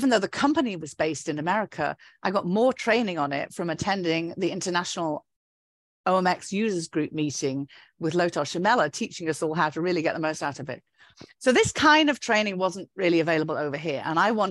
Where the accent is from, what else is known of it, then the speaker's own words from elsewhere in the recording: United Kingdom; accent: British; now in United States; because of my British accent